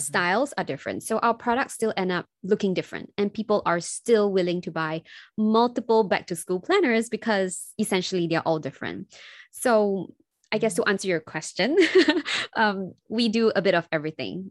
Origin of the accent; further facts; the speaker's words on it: Singapore; I'm from Singapore